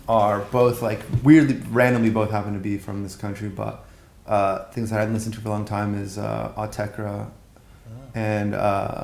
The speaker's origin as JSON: {"language": "English", "town": "Los Angeles", "region": "California", "country": "United States", "tie": "born or raised there", "also_born_or_lived": "Santa Monica / Garden Grove / Huntington Beach / Venezuela", "moved": "as an adult", "said": "Growing up on the streets of LA, but also visiting my family in Mexico City."}